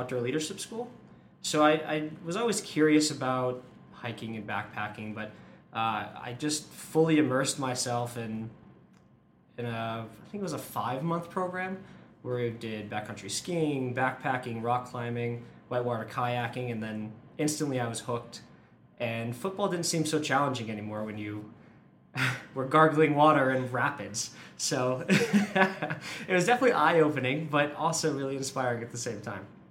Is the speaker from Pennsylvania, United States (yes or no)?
no; Massachusetts, United States; now in Boulder, United States; I'm from the East Coast, Massachusetts originally, and we don't have a ton of adventure sports